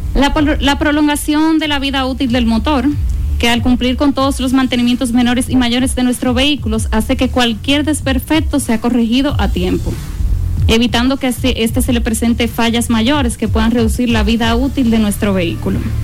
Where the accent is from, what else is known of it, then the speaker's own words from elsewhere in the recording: Dominican Republic; como buen dominicano